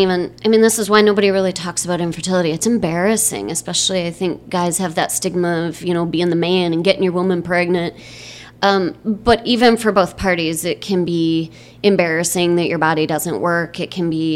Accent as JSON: {"language": "English", "region": "Michigan", "country": "United States", "tie": "born or raised there", "also_born_or_lived": "Bay Area, California", "moved": "as an adult", "lives_now": "Chandler, United States", "said": "I grew up in Michigan and spent some time living in the Bay Area of California after college, and I'm now living in Chandler, Arizona"}